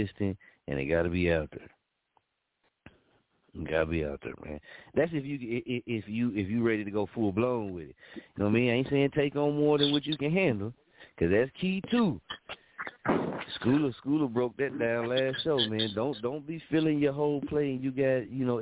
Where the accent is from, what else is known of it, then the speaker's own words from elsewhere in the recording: Muskogee, Oklahoma, United States; also born or lived in Wichita, Kansas; my hometown, Muskogee